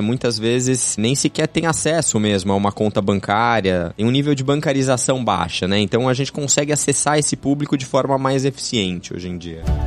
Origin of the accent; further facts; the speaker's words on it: Brazil; todos nós que somos brasileiros aqui